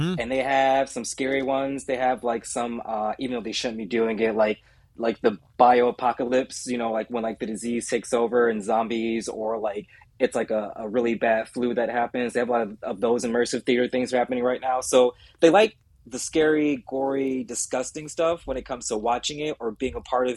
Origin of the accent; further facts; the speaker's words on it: Toledo, Ohio, United States; moved away; I come from Toledo.